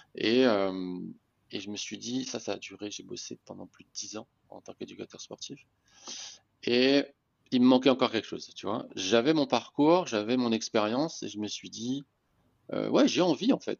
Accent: Réunion; moved away as an adult; also born or lived in Metropolitan France; je suis né à La Réunion, j'ai joué au handball à La Réunion

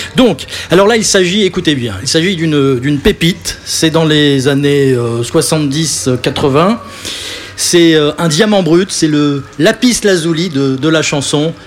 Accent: Boulogne-Billancourt, Île-de-France, France; Je suis né à Boulogne.

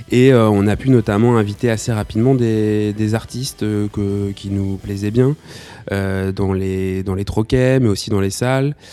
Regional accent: Nantes, Pays de la Loire, France; moved away as an adult; also born or lived in Lyon; now in Lille, France; je viens de Nantes, j'ai grandi là-bas euh, jusqu'à mes 18 ans, puis après je suis parti pour, euh, pour mes études et puis après le, travail.

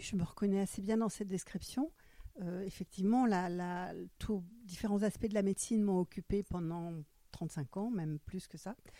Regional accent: Frankfurt, Hesse, Germany; first language German; French is a second language; now in Cherbourg, France; Je suis née à Francfort. Ma langue maternelle, c'est l'allemand

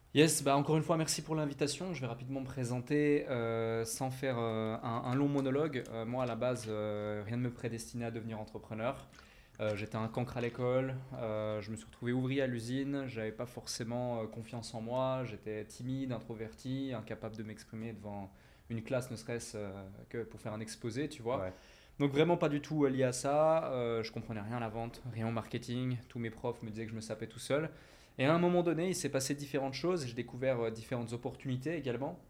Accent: Switzerland; moved away as an adult; now in Dubai, United Arab Emirates; j'habitais en Suisse, je suis né en Suisse, je suis suisse à la base

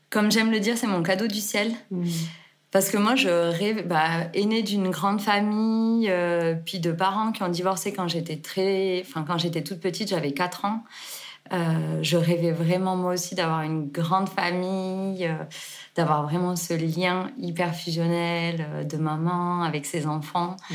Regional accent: Carcassonne, Occitania, France; moved away as an adult; also born or lived in Gruissan / Geneva, Switzerland; now in Vallée Verte, France; je suis née à Carcassonne et j'ai grandi entre grisson au bord de la mer et Carcassonne. Je suis l'aînée d'une grande fratrie de six enfants. et du coup, j'ai vécu entre mon papa à Carcassonne et ma maman à la mer.

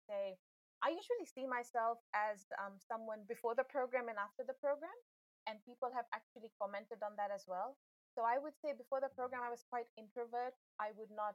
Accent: Fiji; I'm from Fiji. I live in the capital city, Suva. I am of Indian descent

